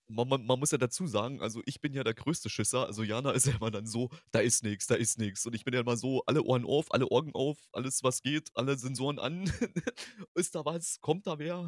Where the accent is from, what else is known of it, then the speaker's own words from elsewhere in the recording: eastern Germany, Germany; now in Hanover, Germany; ich komme ja gebürtig aus dem Osten